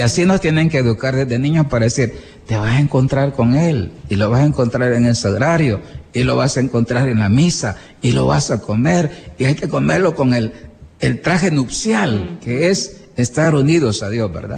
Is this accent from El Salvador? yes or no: yes; El Salvador; así somos los salvadoreños